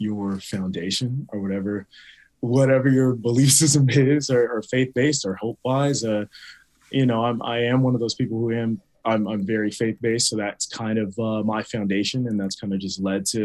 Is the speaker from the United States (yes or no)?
yes; Rancho Cucamonga, California, United States; my friends and my family that I grew up with back in Rancho, back in Inland Empire